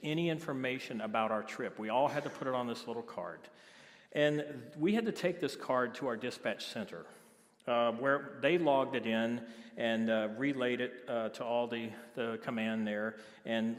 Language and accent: English; Biloxi, Mississippi, United States; moved away; I'm originally from Biloxi, Mississippi